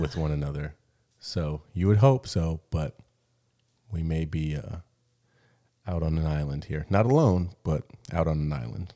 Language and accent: English; Gilbert, Arizona, United States; moved away as an adult; now in Mexico; I grew up in Gilbert, which is, I think, maybe considered one of the whitest places